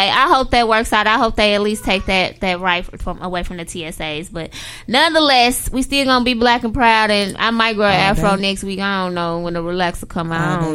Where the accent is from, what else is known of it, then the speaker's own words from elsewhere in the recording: St. Louis, Missouri, United States; We're from St. Louis.